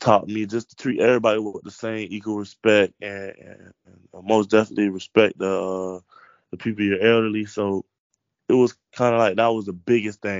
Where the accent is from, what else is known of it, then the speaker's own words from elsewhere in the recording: Lake Wales, Florida, United States; I'm from Polk